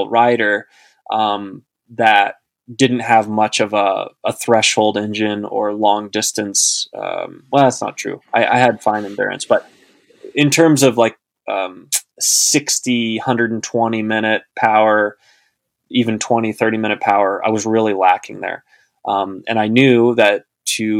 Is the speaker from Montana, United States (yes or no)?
no; Austin, Texas, United States; I grew up in Central Texas